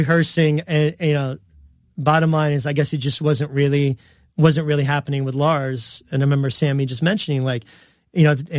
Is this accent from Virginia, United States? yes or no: no; New York, United States; yeah, we're from New York, like we're all happy to be here